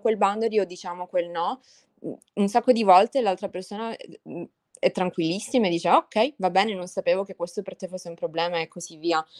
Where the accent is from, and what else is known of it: Italy; moved away